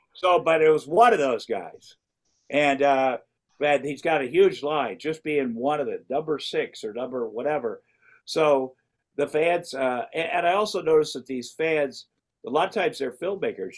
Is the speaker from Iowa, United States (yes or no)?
yes; Iowa, United States; growing up in Iowa and working at, a, a meat packing plant